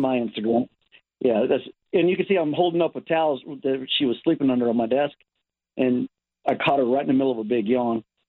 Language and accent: English; Texas, United States; now in Southern California, United States; I'm originally from Texas. I, I have a twin brother, and uh, we moved out here. Shoot, 17 years ago